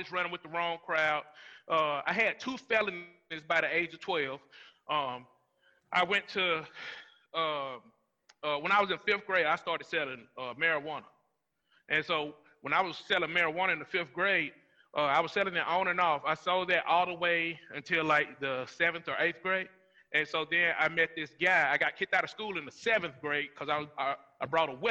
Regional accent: Rome, Georgia, United States; I grew up in Rome, Georgia. I grew up in East Rome, and then we transitioned to North Rome

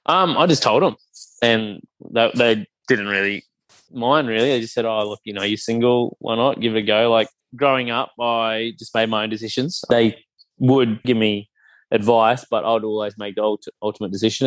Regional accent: Cairns, Queensland, Australia; also born or lived in Brisbane; I grew up in Cairns, so there wasn't many Sri Lankan families up there

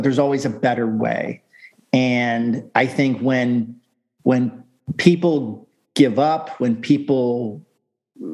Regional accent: Sarasota, Florida, United States; also born or lived in Warwick, Rhode Island; My family moved to Florida when I was 3

